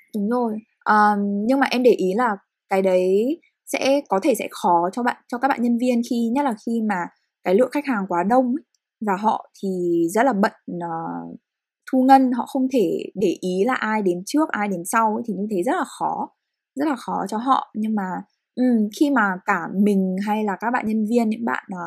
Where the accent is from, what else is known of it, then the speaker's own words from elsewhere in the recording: Hanoi, Vietnam; những người Việt sinh ra và lớn lên ở Việt Nam hay cụ thể hơn là hai người con Hà Nội